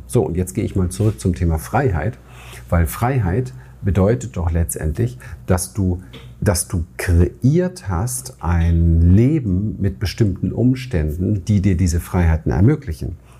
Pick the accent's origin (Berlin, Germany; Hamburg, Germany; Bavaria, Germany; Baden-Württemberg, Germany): Berlin, Germany; Ich bin in Berlin aufgewachsen, im Hinterhof aufgewachsen